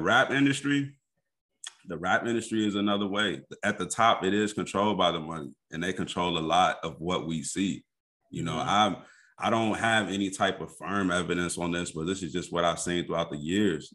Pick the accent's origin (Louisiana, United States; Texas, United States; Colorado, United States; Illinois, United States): Illinois, United States; Kankakee; moved away as an adult; also born or lived in Indianapolis, Indiana; now in Chicago suburbs, United States; I was born and raised in Kankakee